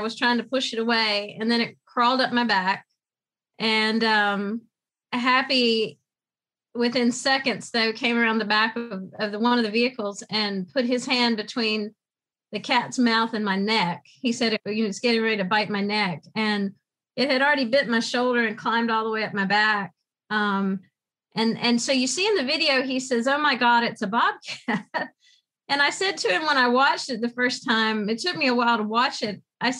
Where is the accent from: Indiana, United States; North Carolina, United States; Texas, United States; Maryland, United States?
North Carolina, United States; New Bern; also born or lived in Florida; So I was born in Florida, but can't really claim it other than that's what my birth certificate says. But I came to New Bern when I was in high school.